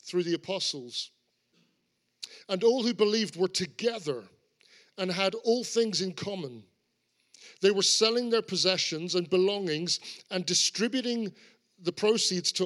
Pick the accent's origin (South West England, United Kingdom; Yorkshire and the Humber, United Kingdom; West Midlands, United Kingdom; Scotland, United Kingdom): South West England, United Kingdom; Cornwall; I grew up in Cornwall. I'm a Cornishman.